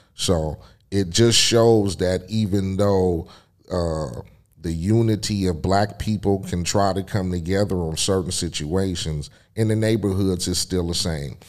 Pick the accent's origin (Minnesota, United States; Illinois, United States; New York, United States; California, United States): California, United States; Compton; my hometown of Compton